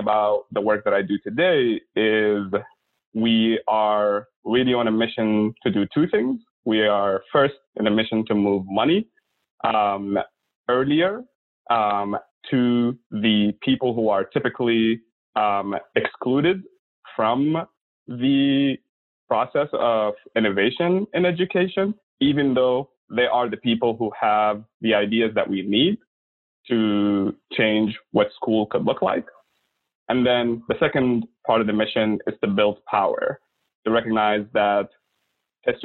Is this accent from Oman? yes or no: yes; Oman; also born or lived in Sudan / Milwaukee; now in United States; the Sultanate of Oman, where I was born and lived the majority of my early life.